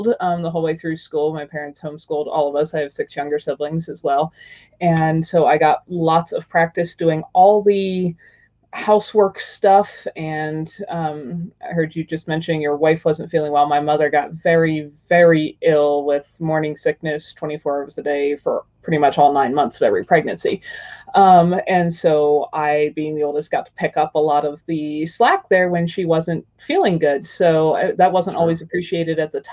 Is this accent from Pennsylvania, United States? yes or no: yes; Pennsylvania, United States; now in Wyoming, United States; I grew up in Pennsylvania in kind of Amish farm country.